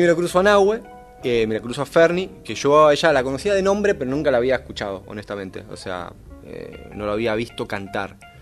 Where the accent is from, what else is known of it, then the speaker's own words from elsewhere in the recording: Buenos Aires, Argentina; nací en Buenos Aires, nací en Constitución, viví ahí en, San Cristóbal, Constitución, hasta los 10, 11 años que nos mudamos luego para, para Boedo